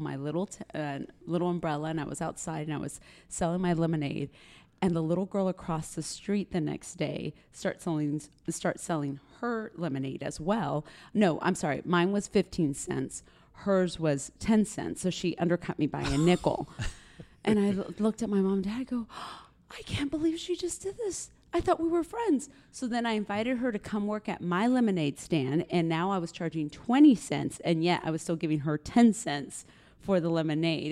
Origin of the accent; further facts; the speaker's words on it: Granbury, Texas, United States; also born or lived in Dallas / Chihuahua, Mexico (ancestry); now in San Antonio, United States; I was born in West Texas, and then we moved to Granbury, Texas, which is a small B and B community outside of Fort Worth.